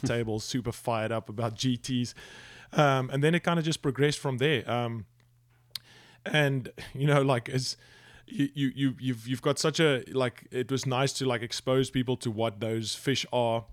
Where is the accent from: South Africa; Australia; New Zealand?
South Africa; moved away; also born or lived in United Kingdom; growing up in South Africa